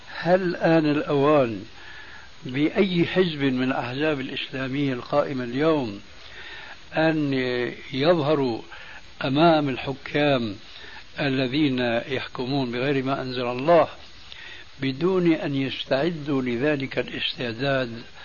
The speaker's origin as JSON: {"language": "Arabic", "country": "Syria", "said": "عندنا في سوريا"}